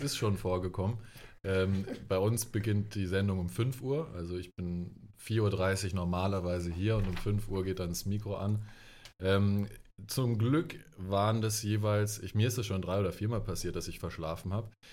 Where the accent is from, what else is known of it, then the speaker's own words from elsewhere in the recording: Germany; moved away as an adult; now in Ludwigsburg, Germany; ich komme ursprünglich vom Bodensee, dort bin ich äh, aufgewachsen